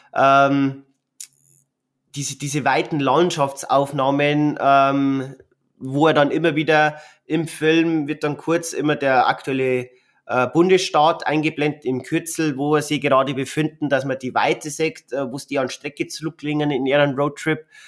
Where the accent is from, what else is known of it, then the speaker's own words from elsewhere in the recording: Bavaria, Germany; bei uns in Bayern